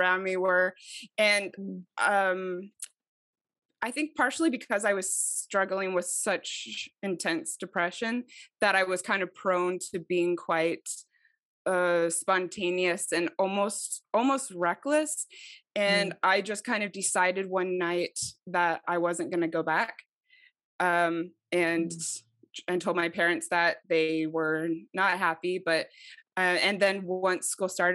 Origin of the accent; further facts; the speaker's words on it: Mesa, Arizona, United States; moved away as an adult; also born or lived in Idaho; I'm from Mesa